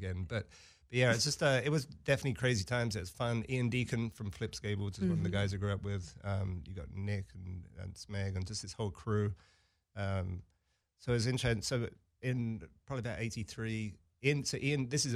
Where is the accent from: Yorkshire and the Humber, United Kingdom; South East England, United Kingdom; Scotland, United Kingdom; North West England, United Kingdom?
South East England, United Kingdom; Brighton; moved away; I grew up in Brighton